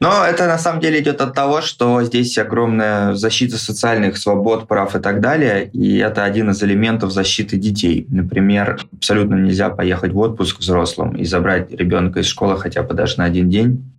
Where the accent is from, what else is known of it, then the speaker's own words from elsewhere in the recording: Saint Petersburg, Russia; moved away as an adult; now in Munich, Germany; А изначально я из Петербурга